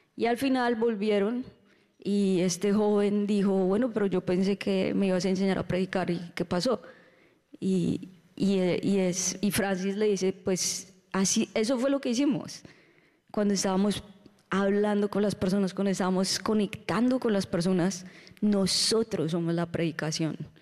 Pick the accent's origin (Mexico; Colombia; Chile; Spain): Colombia; now in Orlando, United States; Estuvimos un mes en Colombia Uh, disfrutando de la tierrita